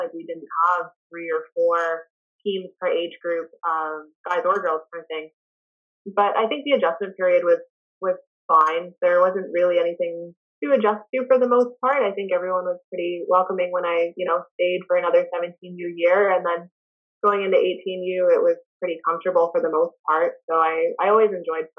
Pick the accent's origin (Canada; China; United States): Canada; Ottawa, Ontario; moved away as an adult; also born or lived in Thunder Bay, Ontario; growing up in Ottawa